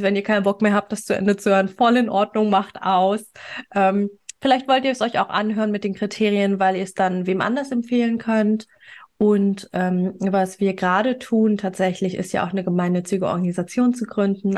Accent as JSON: {"language": "German", "country": "Germany", "said": "hier bei uns in Deutschland"}